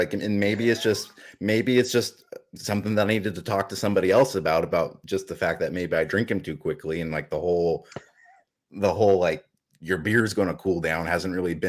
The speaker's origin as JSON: {"language": "English", "region": "Alaska", "country": "United States", "tie": "born or raised there", "said": "I'm not from Oregon, but I do feel like, as having grown up in a similar bad weather state, I mean, from the months of March through kind of mid-May, they call it breakup in Alaska."}